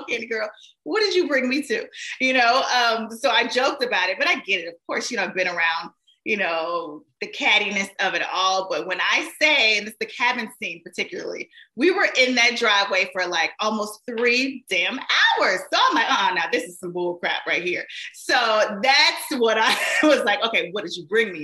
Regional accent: Shreveport, Louisiana, United States; I was actually a radio personality in my hometown, Shreveport, Louisiana

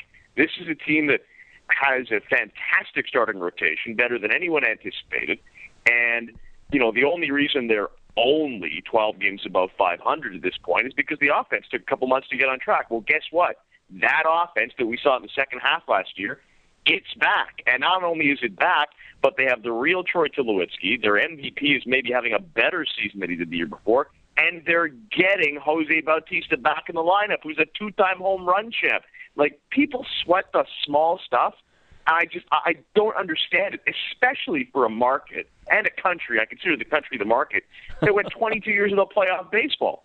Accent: the West, Western Canada, Canada; now in Toronto, Canada; I grew up in the West

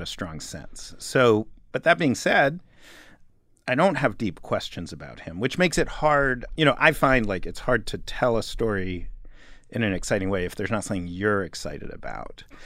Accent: New York, United States; moved away as an adult; also born or lived in Los Angeles; as a kid growing up in New York

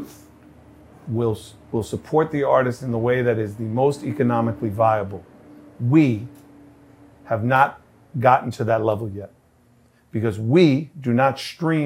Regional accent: New York City, New York, United States; every dude I grew up with in Redfern

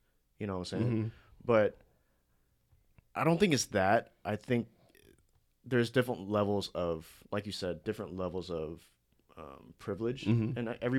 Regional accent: United States; Because I'm still an American, you know what I'm saying?

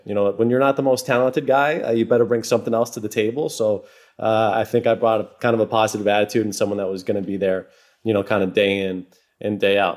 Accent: Massachusetts, United States; I grew up in New England

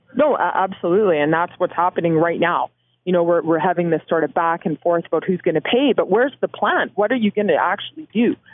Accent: Canada; as a Canadian

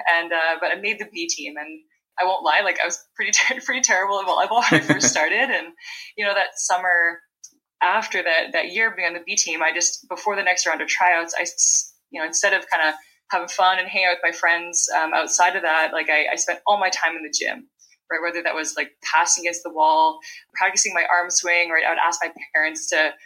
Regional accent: Vancouver Island, British Columbia, Canada; now in Ottawa, Canada; I'm from Vancouver Island, British Columbia, Canada, and I currently live in Ottawa

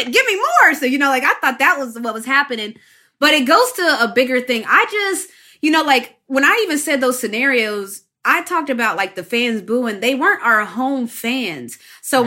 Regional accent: West Virginia, United States; moved away as an adult; I grew up in West Virginia

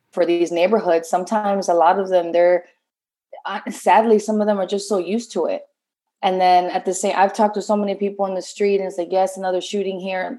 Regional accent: Chicago, Illinois, United States; also born or lived in New York; I'm from Chicago

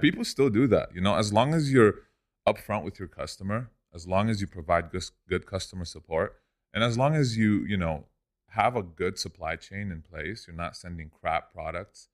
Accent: Lebanon; moved away as an adult; also born or lived in Orange County, California; now in Los Angeles, United States; I grew up in Lebanon. I came here when I was eighteen alone.

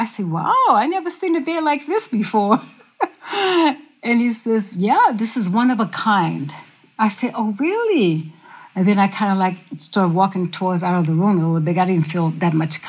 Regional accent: the South, United States; I say, yes, sir, I'm from the South.

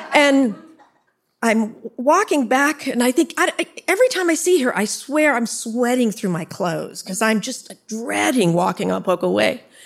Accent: San Jose, California, United States; born or raised there; also born or lived in Orlando, Florida

